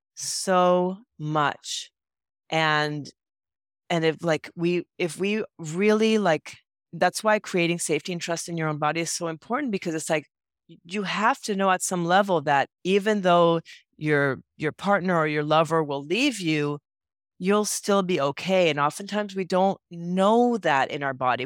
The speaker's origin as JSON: {"language": "English", "country": "Puerto Rico", "tie": "born or raised there", "also_born_or_lived": "San Francisco", "moved": "as an adult", "said": "I grew up in Puerto Rico"}